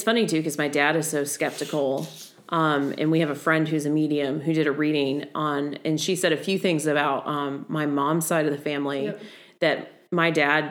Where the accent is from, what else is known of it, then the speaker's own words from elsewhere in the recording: the South, United States; growing up in the South.